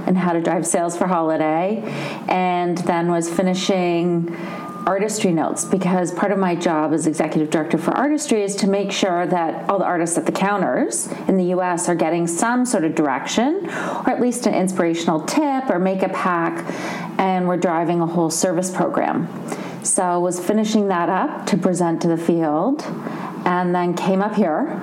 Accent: Canada; moved away; I'm from Canada originally

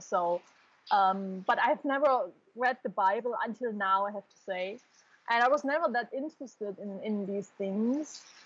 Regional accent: Saxony, Germany; English is a second language; moved away as an adult; now in Indonesia; I'm from Germany

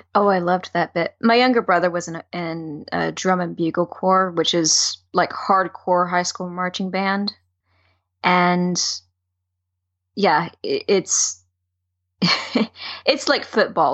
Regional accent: the South, United States; I grew up in the South

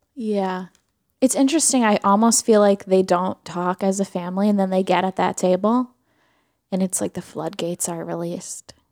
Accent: New York, United States; a New Yorker

